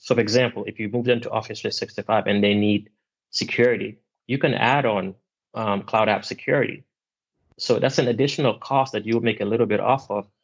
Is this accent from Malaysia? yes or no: no; Gambia; moved away; I'm originally from Gambia, which is in West Africa